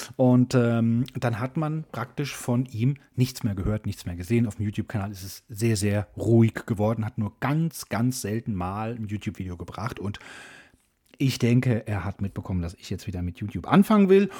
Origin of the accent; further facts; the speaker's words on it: Germany; als Deutsche